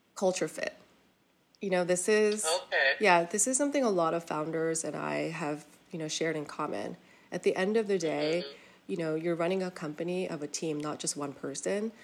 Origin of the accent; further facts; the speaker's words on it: South Korea; moved away; we were born and raised in Korea